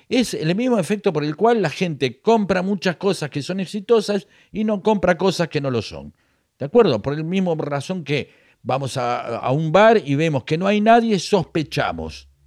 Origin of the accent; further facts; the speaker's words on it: La Plata, Buenos Aires Province, Argentina; soy platense, soy el porvenir de Herley y me la banco.